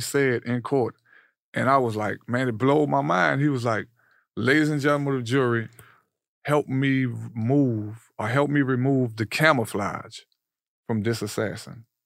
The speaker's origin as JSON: {"language": "English", "town": "New Orleans", "region": "Louisiana", "country": "United States", "tie": "born or raised there", "said": "New Orleans"}